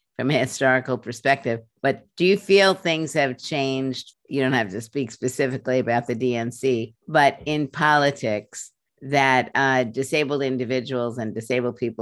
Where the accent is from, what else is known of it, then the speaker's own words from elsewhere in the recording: New York City, New York, United States; also born or lived in Philadelphia; I was born in Philadelphia, but I don't really claim it that much because I only lived there 3 months, but I grew up for 25 years in Brooklyn